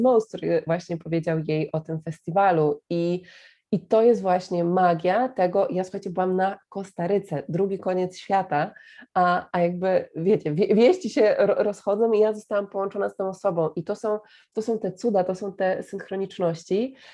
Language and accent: Polish; Poland; ja mówię, że z Polski